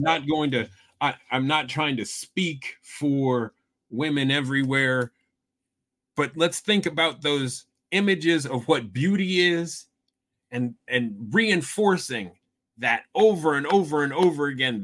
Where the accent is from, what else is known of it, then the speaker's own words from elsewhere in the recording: Iowa, United States; I grew up in Iowa